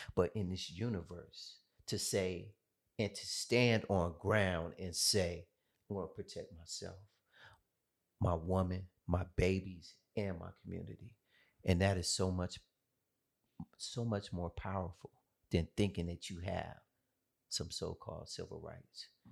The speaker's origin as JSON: {"language": "English", "town": "Oakland", "region": "California", "country": "United States", "tie": "born or raised there", "also_born_or_lived": "Atlanta, Georgia", "moved": "yes", "said": "I was born in Oakland, California"}